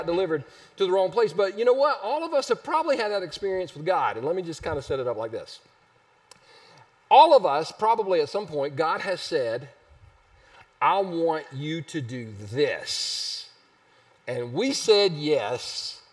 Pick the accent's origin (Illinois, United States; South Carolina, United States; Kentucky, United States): South Carolina, United States; Easley; I grew up in Easley